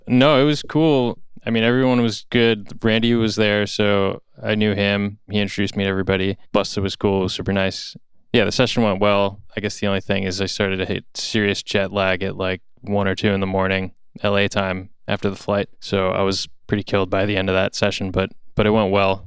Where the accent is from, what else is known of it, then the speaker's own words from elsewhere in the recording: Roxbury, New Jersey, United States; I grew up in North Jersey, a town called Roxbury